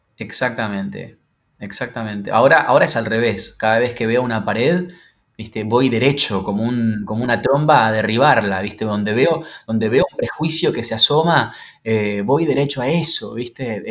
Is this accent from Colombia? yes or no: no; Santa Fe, Argentina; now in Buenos Aires, Argentina; después me instalé en Buenos Aires, porque yo soy de Santa Fe Capital